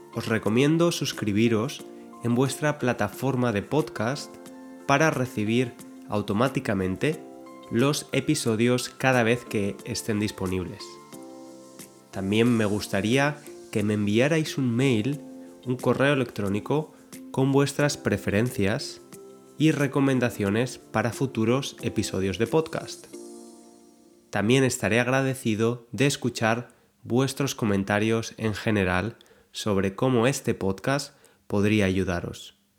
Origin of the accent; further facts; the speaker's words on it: Spain; Yo soy español